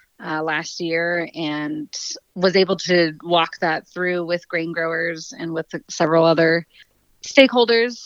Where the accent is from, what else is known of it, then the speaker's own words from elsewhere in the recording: Polson, Montana, United States; I was raised on the same farm that was homesteaded in 1910 there in Polson.